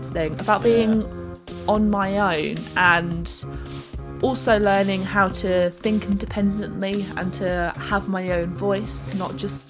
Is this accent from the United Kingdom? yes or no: yes; United Kingdom; as British people